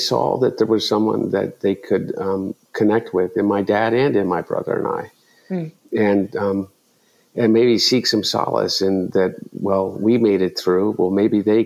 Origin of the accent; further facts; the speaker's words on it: Delaware, United States; growing up in Delaware